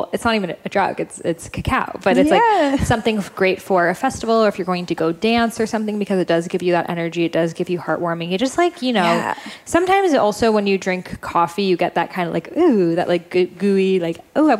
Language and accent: English; United Kingdom; Like, let's add like tons of sugar and milk to it because we're British and that's what we do.